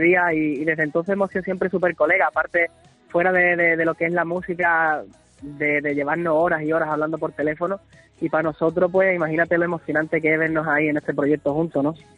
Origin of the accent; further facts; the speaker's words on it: Andalusia, Spain; hablar con la gente de, mi tierra